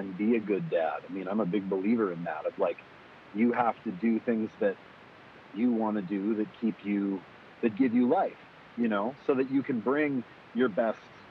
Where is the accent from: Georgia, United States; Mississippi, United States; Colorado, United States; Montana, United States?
Montana, United States; Kalispell; I grew up in Montana in this small town called Kalispell, the northwest corner.